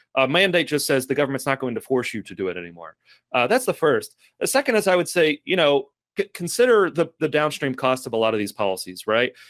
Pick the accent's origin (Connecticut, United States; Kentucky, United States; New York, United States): Kentucky, United States; Lexington; I'm from Lexington, Kentucky, which is a very, very similar context to Fayetteville